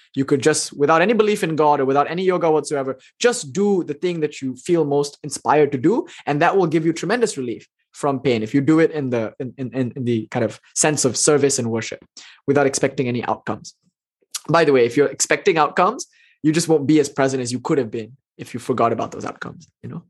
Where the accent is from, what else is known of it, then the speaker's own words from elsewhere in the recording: India; I'm Indian, so that's in me